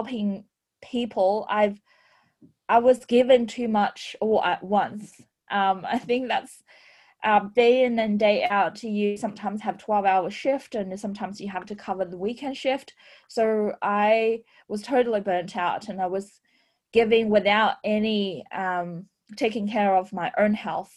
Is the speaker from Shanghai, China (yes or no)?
yes; Shanghai, China; now in Australia; I was born in Shanghai, China, and I was grew up in a fourth generation medical family